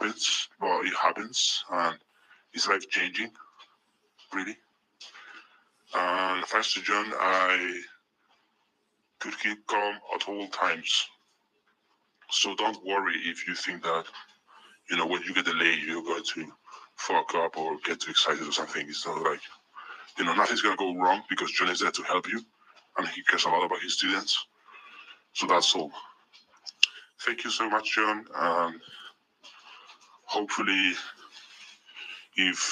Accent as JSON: {"language": "English", "country": "Spain", "also_born_or_lived": "United Kingdom", "accent": "mix between Spanish and the American accent", "said": "I'm not white because I'm from Spain, Europe"}